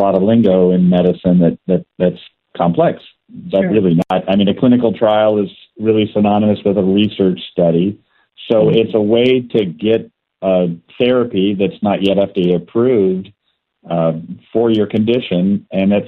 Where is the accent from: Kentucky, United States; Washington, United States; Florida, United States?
Washington, United States; Seattle; moved away as an adult; now in Spokane, United States; I was born and raised in Seattle and went to the University of Washington